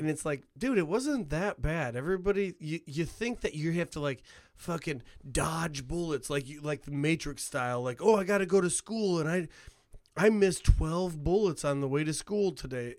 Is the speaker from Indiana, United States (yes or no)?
yes; Hammond, Indiana, United States; moved away; I have the diversity that I have because of growing up in Hammond